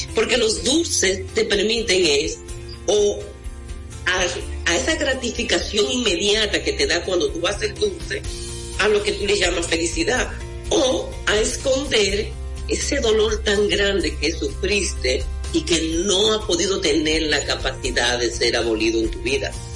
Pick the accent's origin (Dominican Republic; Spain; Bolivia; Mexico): Dominican Republic; Mao, Valverde; mi pueblo, en Valverde Mam